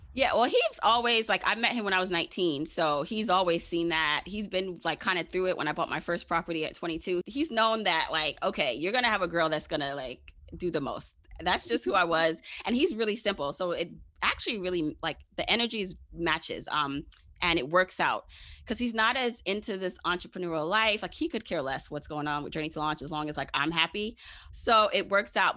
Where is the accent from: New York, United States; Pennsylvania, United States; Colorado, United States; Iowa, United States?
New York, United States; New York City; also born or lived in Jamaica; I am a regular smegula girl from Brooklyn